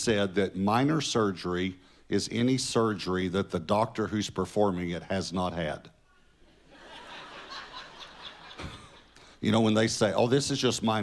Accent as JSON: {"language": "English", "town": "Marshall", "region": "Texas", "country": "United States", "tie": "born or raised there", "said": "I was born in Marshall, Texas. And our first home was the house behind the Kentucky Fried Chicken"}